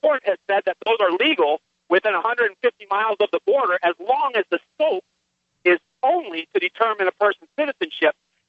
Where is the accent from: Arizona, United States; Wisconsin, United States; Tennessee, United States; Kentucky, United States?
Arizona, United States; I was born and raised in Arizona